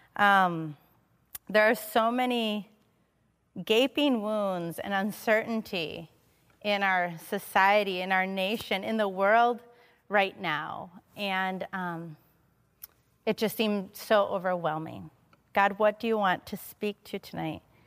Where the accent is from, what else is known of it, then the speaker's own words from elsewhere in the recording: Madison, Wisconsin, United States; moved away; I'm originally from Madison. I was born here. I grew up here